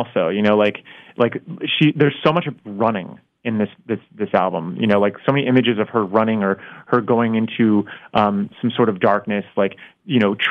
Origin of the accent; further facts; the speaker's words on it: South Florida, United States; moved away; growing up in Florida